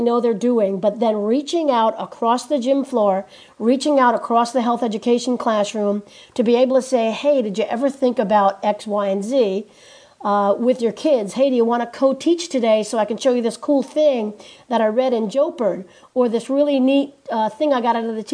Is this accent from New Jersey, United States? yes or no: yes; New Jersey, United States; I am from New Jersey